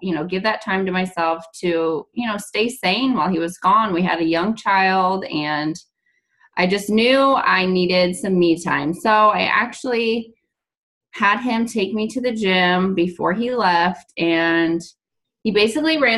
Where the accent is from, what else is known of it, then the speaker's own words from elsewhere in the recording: St. Louis area, Illinois side, United States; now in Kansas, United States; We're originally from like the St. Louis area, but on the Illinois side.